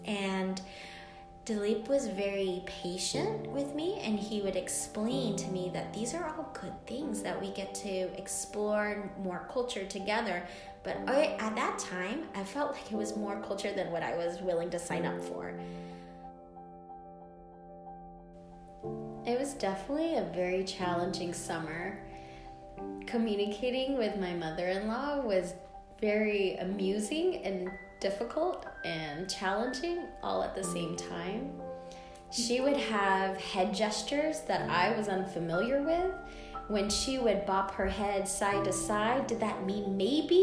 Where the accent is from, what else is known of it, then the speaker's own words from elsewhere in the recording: United States; I'm an American girl.